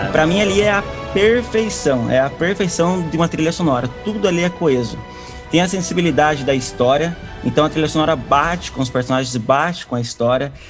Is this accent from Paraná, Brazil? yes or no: yes; Curitiba, Paraná, Brazil; sou também de Curitiba, terra natal